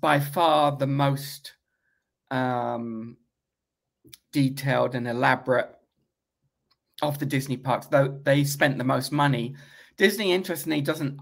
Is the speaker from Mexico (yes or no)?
no; United Kingdom; moved away; when I was a young British school kid. I mean, I'm still British